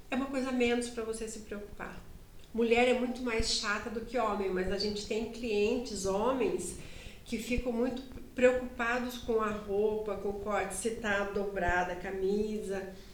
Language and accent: Portuguese; Sorocaba, São Paulo, Brazil; accent: Sorocaba; E eu tinha um sotaque sorocabanês